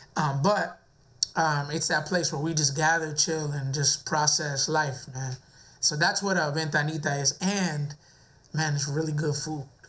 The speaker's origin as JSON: {"language": "English", "area": "near West Palm Beach", "region": "Florida", "country": "United States", "tie": "born or raised there", "lives_now": "West Palm Beach, United States", "said": "I grew up in a city right next to West Palm Beach"}